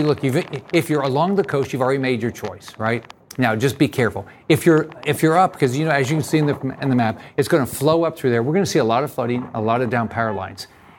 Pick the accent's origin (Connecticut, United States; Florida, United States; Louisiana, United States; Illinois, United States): Florida, United States; Naples; I know that we've got in my hometown in Naples as an example.